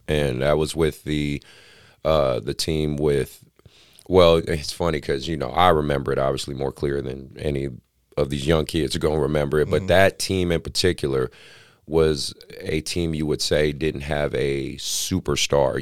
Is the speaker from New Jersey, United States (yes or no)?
no; Oakland, California, United States; born and raised in Oakland